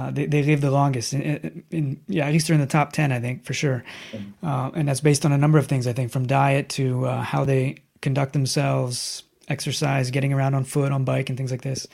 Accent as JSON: {"language": "English", "country": "United States", "moved": "as an adult", "lives_now": "Italy", "said": "I'm an American. I live in Italy now since 2007"}